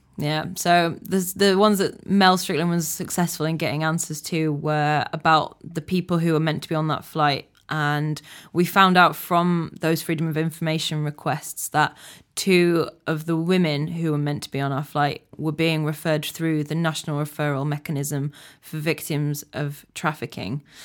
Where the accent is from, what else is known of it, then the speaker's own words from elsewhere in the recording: United Kingdom; I'm achingly British